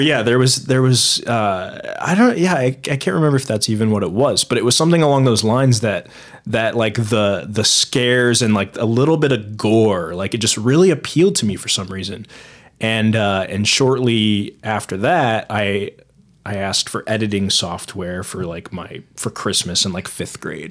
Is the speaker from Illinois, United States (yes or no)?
no; Fort Wayne, Indiana, United States; also born or lived in Muncie, Indiana; I was born there. I lived there for a good eighteen years